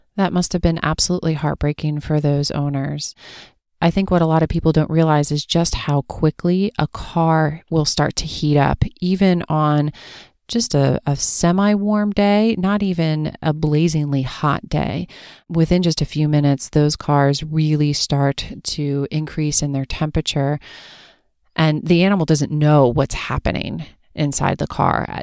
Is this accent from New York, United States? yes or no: no; Pennsylvania, United States; now in Los Angeles, United States; growing up in Pennsylvania